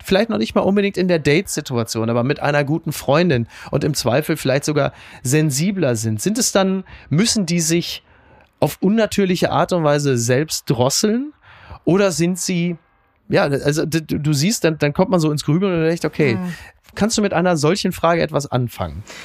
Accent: Castrop-Rauxel, North Rhine-Westphalia, Germany; meiner Heimat, Castor Brauxel

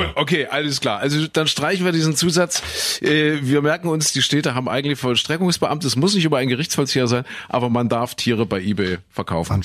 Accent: East Germany, Germany; Ich bin ja äh, im Osten aufgewachsen

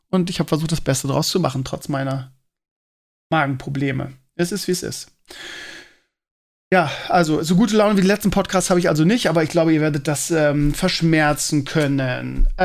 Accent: Scheeßel, Lower Saxony, Germany; Und in meiner alten Heimat in Schesel auch.

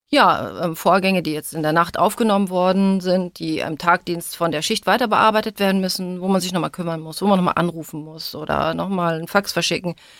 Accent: Hildesheim, Lower Saxony, Germany; moved away; also born or lived in Kassel; Aus Hildesheim, das ist bei Hannover, also in Niedersachsen

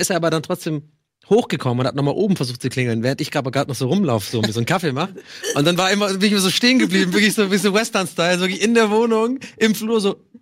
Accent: Ireland; now in Germany; wo ich aufgewachsen bin, in Irland

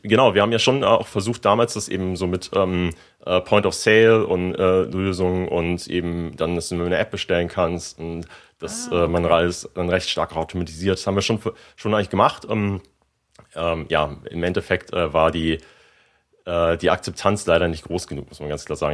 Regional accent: Germany; also born or lived in Hamburg / San Francisco; als äh, ja, Deutscher

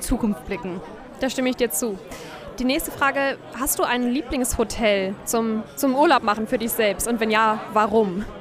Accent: Cologne, North Rhine-Westphalia, Germany; ich komme aus Köln

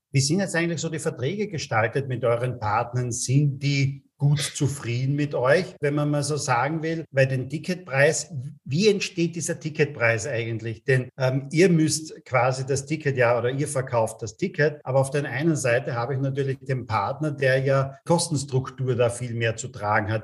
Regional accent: Austria; bei uns in Österreich

